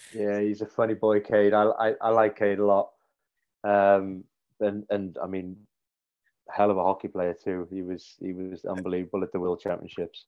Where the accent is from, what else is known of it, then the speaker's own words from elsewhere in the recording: Cardiff, Wales, United Kingdom; moved away as an adult; now in Sheffield, United Kingdom; all the family, all the grandparents and aunts and uncles, cousins, we're all down in Cardiff still